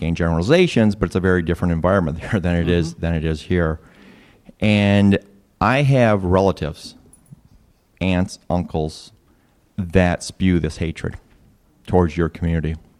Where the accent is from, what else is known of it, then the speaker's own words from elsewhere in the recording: Michigan, United States; moved away; I come from Michigan